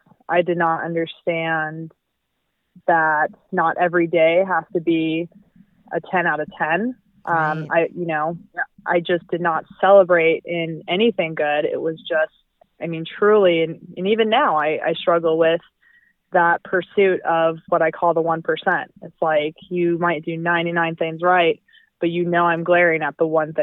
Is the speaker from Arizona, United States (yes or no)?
no; Albuquerque, New Mexico, United States; also born or lived in Southern California; I am originally from Albuquerque, New Mexico, born and raised